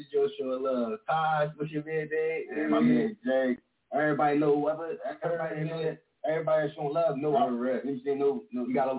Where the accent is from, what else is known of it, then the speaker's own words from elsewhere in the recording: Philadelphia, Pennsylvania, United States; Yeah. We're from Philly.